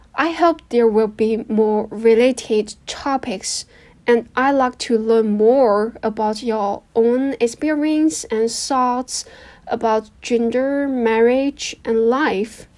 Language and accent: English; a small county in the north of China, northern China, China; English is a second language; moved away as an adult; now in Shanghai, China; Right now, I live in Shanghai because I work here, but my hometown is a small county in the north of China.